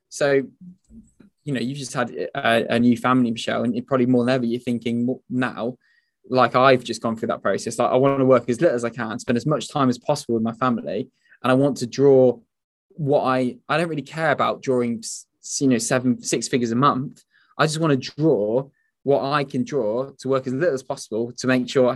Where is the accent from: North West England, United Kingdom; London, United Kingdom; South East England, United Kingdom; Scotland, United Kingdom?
North West England, United Kingdom; the Northwest; we're both from the Northwest